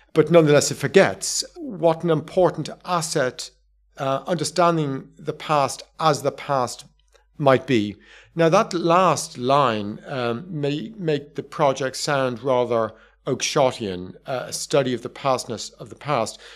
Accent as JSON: {"language": "English", "country": "Ireland", "said": "I'm from Southern Ireland, not from Northern Ireland"}